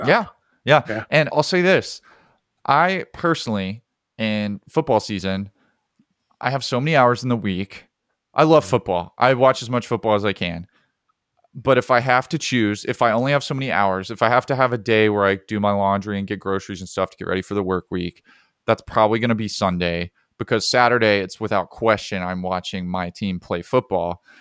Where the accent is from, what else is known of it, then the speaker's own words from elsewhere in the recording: Alabama, United States; I grew up in Alabama.